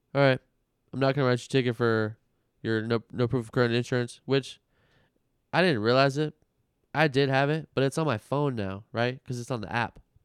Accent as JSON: {"language": "English", "town": "Las Vegas", "region": "Nevada", "country": "United States", "tie": "born or raised there", "said": "growing up in Vegas our whole lives"}